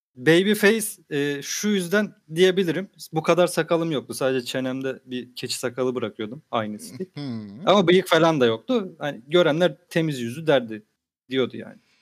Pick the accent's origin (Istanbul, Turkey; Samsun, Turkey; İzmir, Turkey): Samsun, Turkey; Dedim ben Samsunluyum.